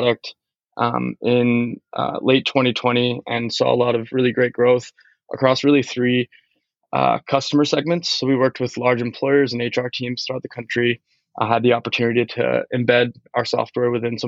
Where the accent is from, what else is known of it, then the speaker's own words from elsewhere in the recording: Washington, District of Columbia, United States; I grew up in the Washington, D.C. metro area.